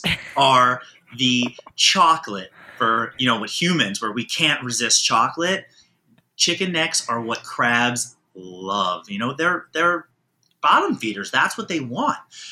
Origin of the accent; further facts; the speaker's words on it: Baltimore, Maryland, United States; also born or lived in Manhattan, New York City; now in New York City, United States; I grew up in Baltimore, Maryland, which is more of the county area